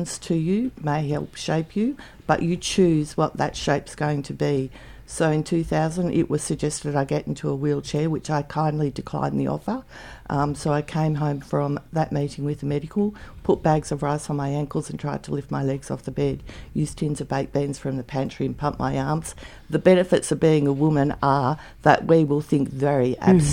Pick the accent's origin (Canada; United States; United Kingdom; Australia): Australia; Canberra, Australian Capital Territory; also born or lived in Victoria / Ballarat; now in Canberra, Australia; I moved back to Canberra because I was born in Canberra, moved to Victoria, lived on a cattle farm for 10 years and then in the city of Ballarat for 5 years